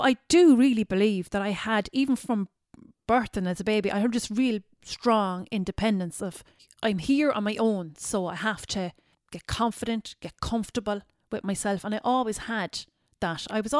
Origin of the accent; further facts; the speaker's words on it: Tralee, County Kerry, Ireland; born there; also born or lived in Cork / Dublin; I was born in Tralee in the hospital there, the old hospital. And I was taken straight away to Cork that day. And then that night I was taken to Dublin.